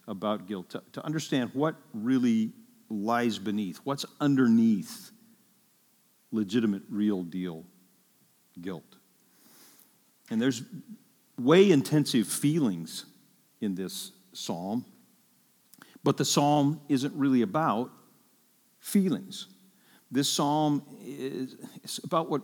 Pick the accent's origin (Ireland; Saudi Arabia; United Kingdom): Ireland; I'm Irish